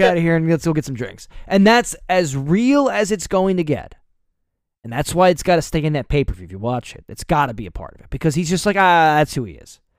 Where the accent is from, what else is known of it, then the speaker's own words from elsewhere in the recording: New Jersey, United States; We're from New Jersey.